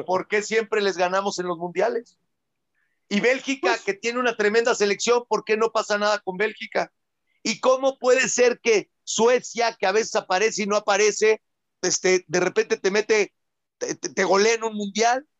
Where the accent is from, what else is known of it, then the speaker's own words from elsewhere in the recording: Mexico; yo vengo siendo mexicano 47 años